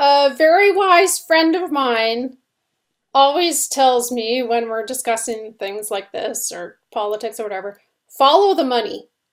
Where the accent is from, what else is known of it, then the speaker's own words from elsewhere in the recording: Canada; now in United States; we're Canadian, we live in the States